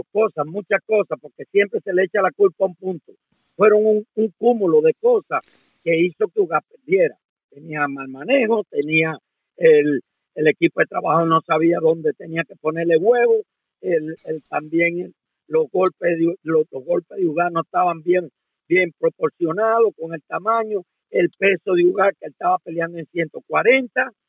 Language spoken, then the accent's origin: Spanish; Cuba; moved away as an adult; yo me fui de Cuba cuando todos unos cuantos entrenadores que están ahora ahí haciéndose los bárbaros se escondían de mí, porque yo fui el primer entrenador de línea de Cuba que se quedó.